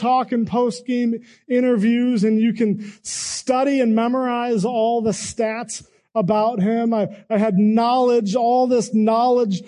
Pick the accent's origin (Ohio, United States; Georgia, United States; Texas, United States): Ohio, United States; Cleveland; growing up in the Cleveland area during the 90s